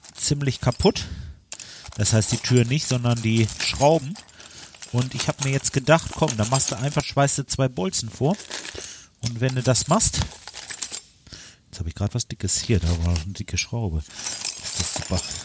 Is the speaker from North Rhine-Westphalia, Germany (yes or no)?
yes; Lemgo, North Rhine-Westphalia, Germany; bei uns in Lemgo